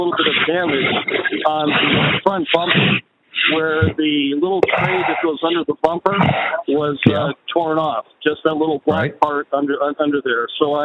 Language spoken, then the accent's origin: English; Los Angeles, California, United States; I'm actually from Los Angeles